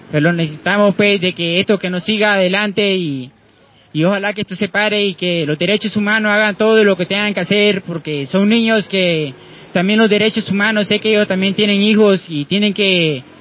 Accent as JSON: {"language": "Spanish", "country": "Honduras", "moved": "yes", "said": "Este, soy hondureño"}